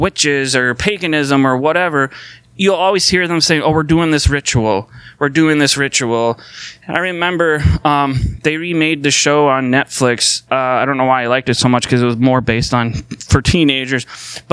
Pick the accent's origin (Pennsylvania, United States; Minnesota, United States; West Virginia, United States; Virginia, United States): Minnesota, United States; St. Paul; I was born in St. Paul. So that makes me a Minnesotan, because I was born here in Minnesota and I live here.